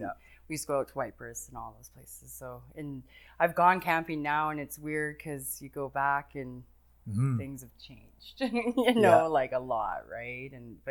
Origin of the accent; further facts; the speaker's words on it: Calgary, Alberta, Canada; Well, I was born and raised here.